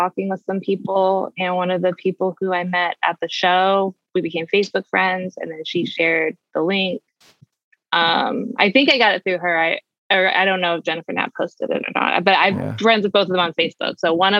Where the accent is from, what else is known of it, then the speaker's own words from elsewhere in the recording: Bosnia & Herzegovina; also born or lived in Croatia; now in United States; I'm originally from the East Coast. But I grew up in former Yugoslavia and Bosnia and Croatia. My parents were missionaries.